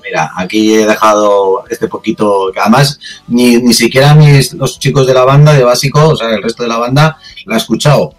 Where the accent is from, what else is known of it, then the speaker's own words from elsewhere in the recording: Spain; somos los españoles